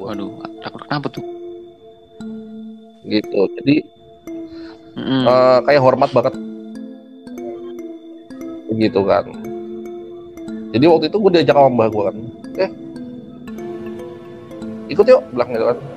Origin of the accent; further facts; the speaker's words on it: Central Java, Indonesia; kampung gua di Jawa Tengah ada ada panggung itu ada jadi ada di satu penguburan kampung itu